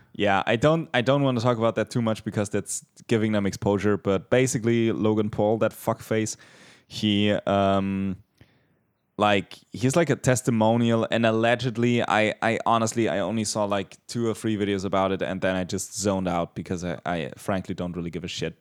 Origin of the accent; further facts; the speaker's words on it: Bavaria, Germany; I am from Bavaria